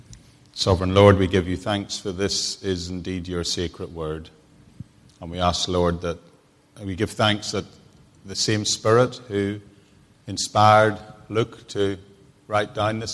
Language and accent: English; Bangor, Northern Ireland, United Kingdom; moved away; The minister of my old church in Northern Ireland that I grew up with in Bangor